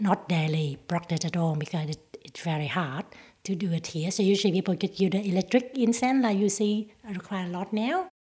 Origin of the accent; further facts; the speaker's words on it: Vietnam; English is a second language; moved away as an adult; now in Footscray, Australia; I've been in Australia for more than 30 years. I'm from Vietnam